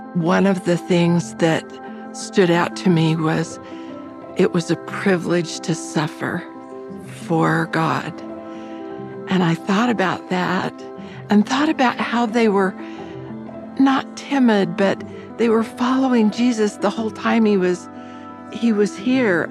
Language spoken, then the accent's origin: English; Utah, United States; I grew up in Utah with great friends